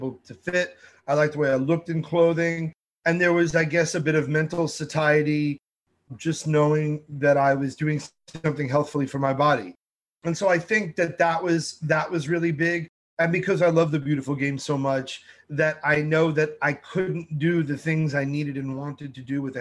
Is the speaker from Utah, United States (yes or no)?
no; New York City, New York, United States; I'm a New Yorker